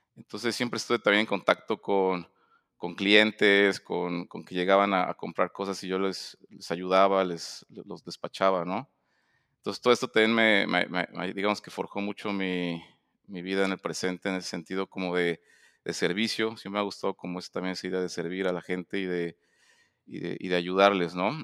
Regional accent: Puebla, Mexico; also born or lived in Mexico City; yo nací en, la Ciudad de México, y, pero realmente crecí en Puebla

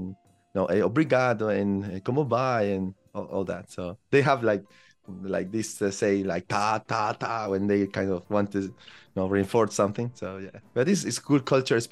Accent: Chile; English is a second language; moved away as an adult; now in United Kingdom; I am from Chile

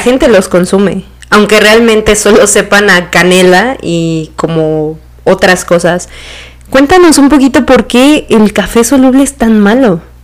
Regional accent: Silacayoapan, Oaxaca, Mexico; los dos somos de Oaxaca. René es de una parte que se llama Tlajiaco y yo soy de Silacayoapan

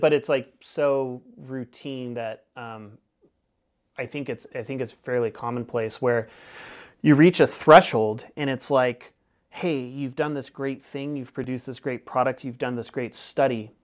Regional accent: Northern California, United States; now in Keweenaw, Michigan, United States; I'm from Northern California

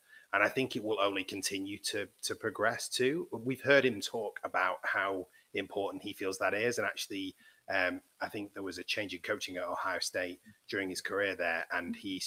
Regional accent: England, United Kingdom; being English

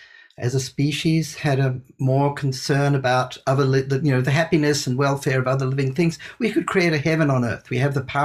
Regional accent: New Zealand; moved away as an adult; also born or lived in India; I grew up in New Zealand

